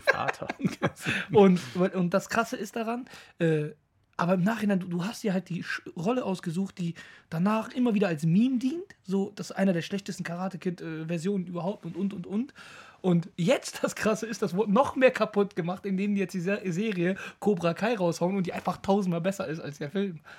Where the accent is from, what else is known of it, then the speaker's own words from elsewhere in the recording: Düsseldorf, North Rhine-Westphalia, Germany; Ich komme aus Düsseldorf.